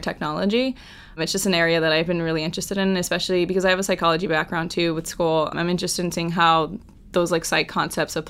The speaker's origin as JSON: {"language": "English", "area": "Orange County", "region": "California", "country": "United States", "moved": "as an adult", "lives_now": "New York City, United States", "said": "I am a junior from Orange County, California"}